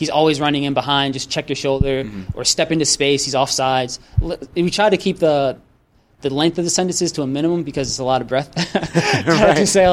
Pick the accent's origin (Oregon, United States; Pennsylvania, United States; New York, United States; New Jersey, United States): New Jersey, United States; moved away as an adult; now in Sacramento, United States; growing up in New Jersey, things are a lot closer